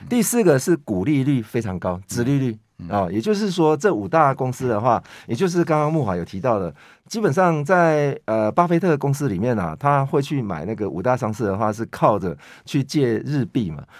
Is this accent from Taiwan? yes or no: yes; Taiwan; 我们台湾人